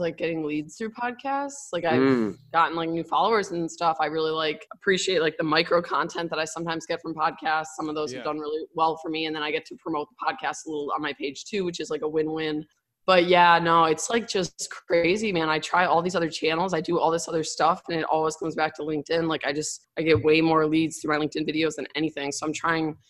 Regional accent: Milwaukee, Wisconsin, United States; moved away as an adult; also born or lived in Madison, Wisconsin; now in Miami, United States; I'm from Milwaukee, born and raised

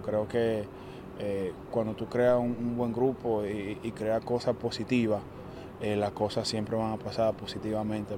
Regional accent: Dominican Republic; como dominicano

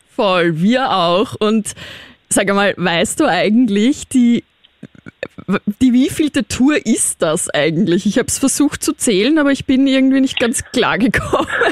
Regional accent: Austria; ich bin Österreicherin

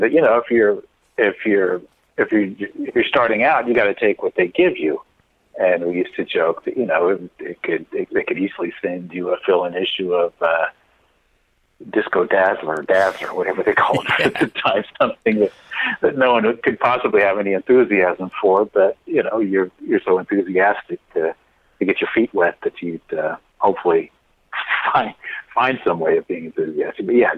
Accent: Nebraska, United States; moved away; I grew up in Nebraska, lived in northwestern Nebraska till I was about 10

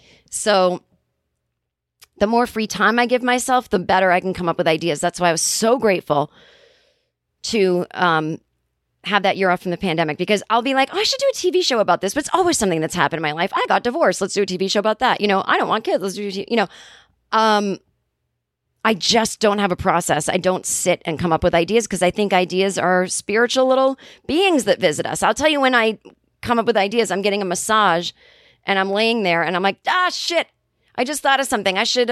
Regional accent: Kentucky, United States; I'm from Kentucky. I grew up with the word toboggan, meaning a knitted hat one would wear in the winter

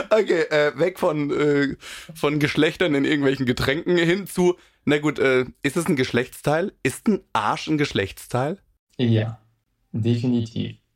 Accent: Cologne, North Rhine-Westphalia, Germany; Also ich bin ja auch Kölner und äh, viele im ja. Karneval unterwegs

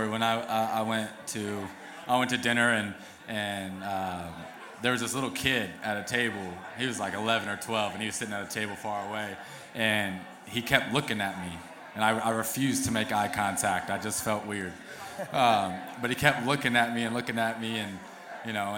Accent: Indiana, United States; I grew up in Indiana

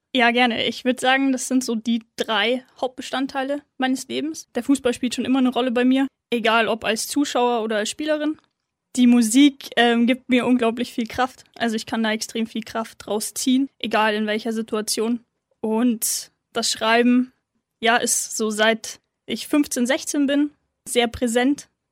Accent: Munich, Bavaria, Germany; ist meine Heimatstadt, bin dort aufgewachsen

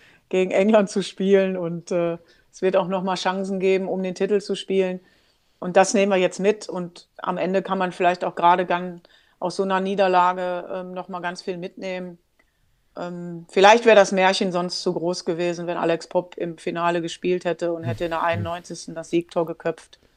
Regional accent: Germany; ich bin Deutsche

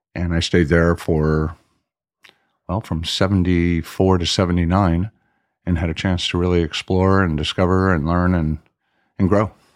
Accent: Miami, Florida, United States; moved away as an adult; also born or lived in Washington, D.C.; now in Europe; I grew up in Southwest Miami

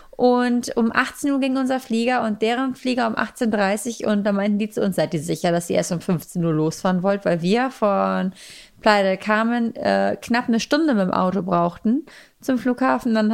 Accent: Germany; Und dann sagt man auch, ja, ich war, wir kommen aus Deutschland, oh, Germany.

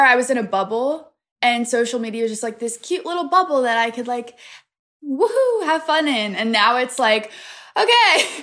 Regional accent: Pennsylvania, United States; I'm from a really small town in Pennsylvania

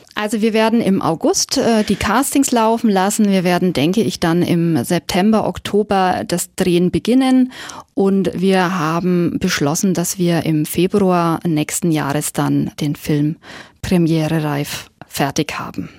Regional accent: Nuremberg, Bavaria, Germany; Ich bin Nürnbergerin

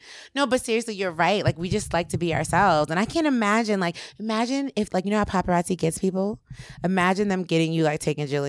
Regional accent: New Jersey, United States; I have a tattoo of an angel on my back, and I'm from New Jersey.

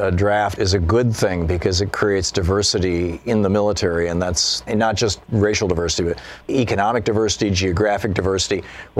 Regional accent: Michigan, United States; RJ, I grew up in Michigan.

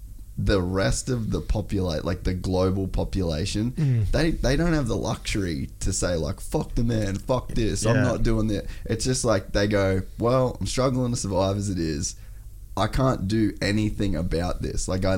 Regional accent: Australia; we're fucking white, we're Australian, we own our own business

